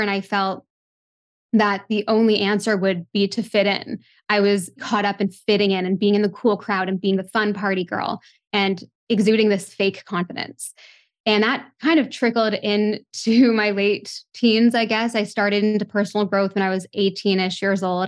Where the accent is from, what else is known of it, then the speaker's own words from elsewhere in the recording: Toronto, Ontario, Canada; growing up in Toronto, a big city